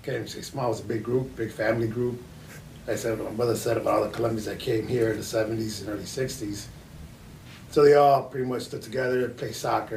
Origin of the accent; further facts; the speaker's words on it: Chicago, Illinois, United States; first language Spanish; English is a second language; we grew up in Humboldt Park. That's where we, our family landed.